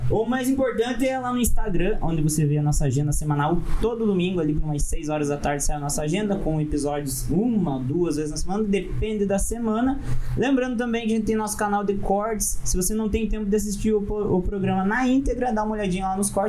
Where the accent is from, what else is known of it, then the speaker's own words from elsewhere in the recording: Maringá, Paraná, Brazil; Somos, somos aqui de. Somos de Maringá